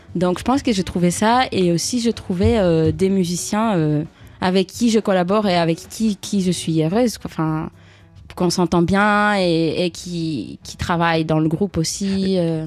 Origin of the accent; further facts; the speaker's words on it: Greece; now in Paris, France; je viens de la Grèce